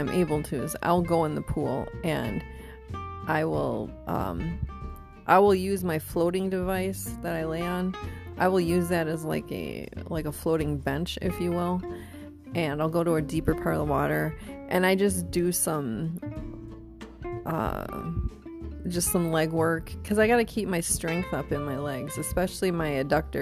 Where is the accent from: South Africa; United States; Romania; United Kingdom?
United States; New London, Wisconsin; moved away; also born or lived in Appleton, Wisconsin; my hometown, little New London, Wisconsin. Yeah. I don't know, maybe their population is up to 7,000 now.